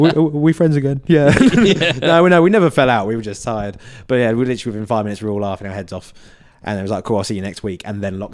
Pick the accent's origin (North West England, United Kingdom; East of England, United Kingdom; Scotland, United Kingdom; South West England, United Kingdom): East of England, United Kingdom; Essex; accent: Essex; moved away; also born or lived in Manchester; I think my Essex accent has got a little bit stronger.